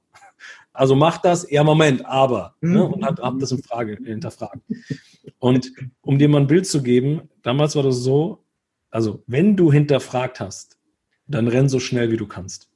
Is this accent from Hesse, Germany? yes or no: yes; Hesse, Germany; Bei uns in Hessen